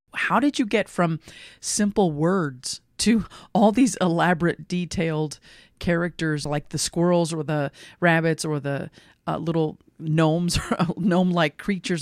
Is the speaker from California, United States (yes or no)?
no; Lexington, Kentucky, United States; I grew up in Lexington